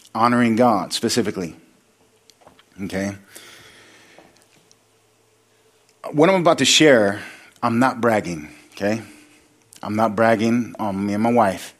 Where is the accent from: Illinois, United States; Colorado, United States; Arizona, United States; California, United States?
California, United States; Sacramento; I come from Sacramento. I was living in the projects